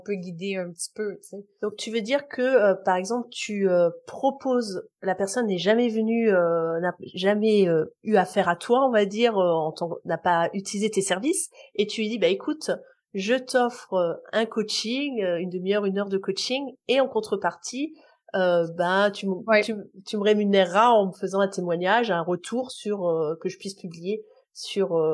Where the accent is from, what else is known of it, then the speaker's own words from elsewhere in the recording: France; chez nous en France